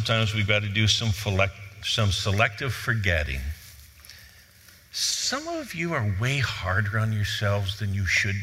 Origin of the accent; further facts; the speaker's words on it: Cleveland, Ohio, United States; I grew up in Cleveland.